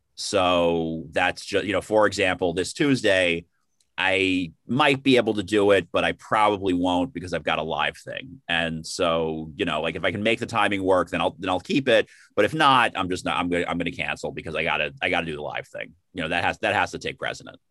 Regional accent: New York City, New York, United States; born and raised in the Bronx, and then moved to Manhattan after college

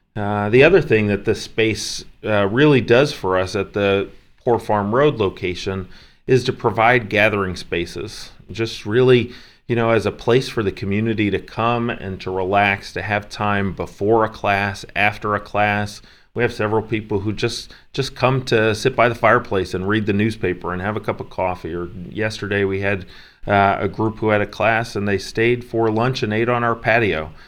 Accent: Ocean Grove, New Jersey, United States; also born or lived in Princeton, New Jersey; We moved uh, when I was five, and then spent most of my childhood and adolescence at the Jersey Shore in Ocean Grove

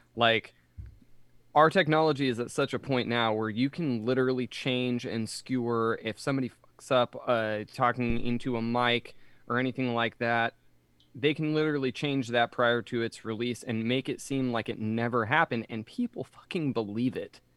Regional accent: Reading, Pennsylvania, United States; moved away; also born or lived in Jacksonville; Joe and I were raised in Reading.

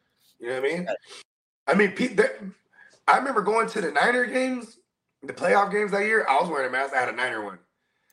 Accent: Philippines; I'm Filipino

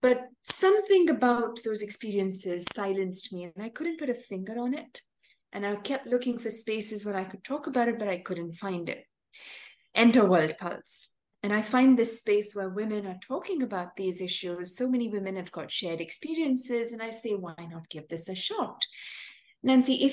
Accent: Chennai, Tamil Nadu, India; I'm from Chennai, a city in South India

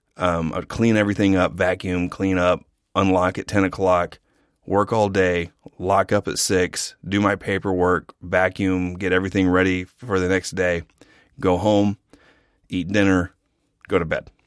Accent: Norman, Oklahoma, United States; I'm from a town half an hour south of Oklahoma City called Norman.

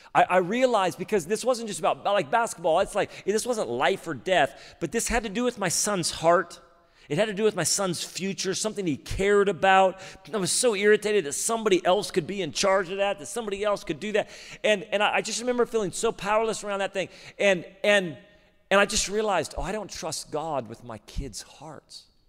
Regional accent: Redding, California, United States; moved away as an adult; now in Sacramento, United States; I grew up in Reading

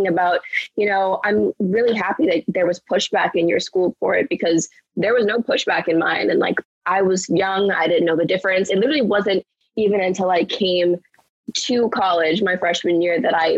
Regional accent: Bahamas; I'm not American, so I grew up in the Bahamas

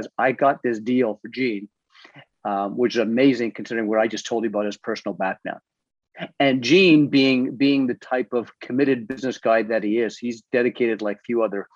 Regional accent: Toronto, Ontario, Canada; I'm from Toronto

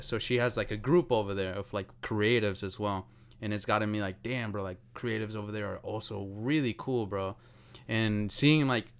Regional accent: Colombia; Well, not that, but sometimes I think like, what if I had stayed in Colombia?

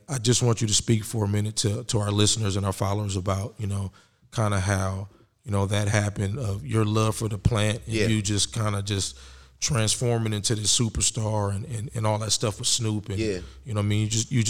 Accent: the Bay Area, California, United States; I'm from the Bay, baby.

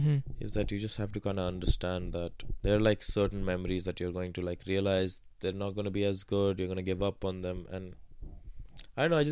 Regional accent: Dubai, United Arab Emirates; moved away as an adult; also born or lived in Kashmir, India; now in United Kingdom; So after that, in Kashmir for a bit, and then most of my life in Dubai, like around 18 years.

